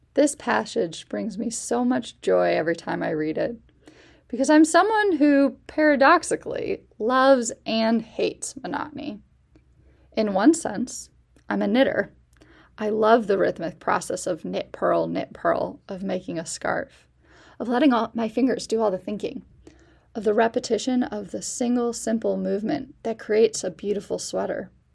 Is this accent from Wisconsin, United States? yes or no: no; Chicago suburbs, Illinois, United States; moved away as an adult; now in Dayton, United States; I'm originally from the Chicago suburbs